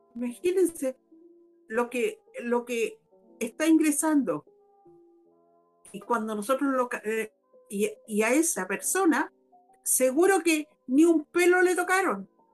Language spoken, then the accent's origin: Spanish; Chile